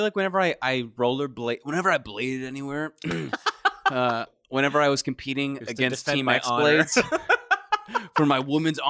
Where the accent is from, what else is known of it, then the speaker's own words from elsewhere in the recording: Kentucky, United States; I grew up in Kentucky